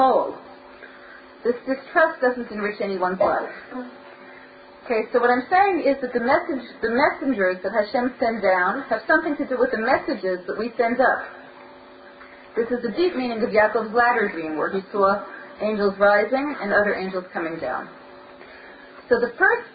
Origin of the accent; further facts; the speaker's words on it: New York City, New York, United States; When I was growing up in Brooklyn